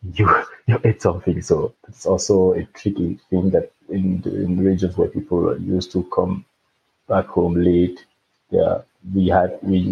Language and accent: English; Cameroon; moved away as an adult; now in Frankfurt, Germany; I'm from Cameroon. I left Cameroon with 27 years old, and I came to Germany to study.